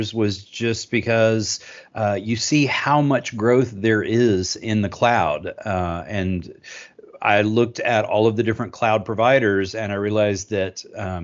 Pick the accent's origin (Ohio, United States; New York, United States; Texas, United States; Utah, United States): Texas, United States; Austin; I'm from Austin, Texas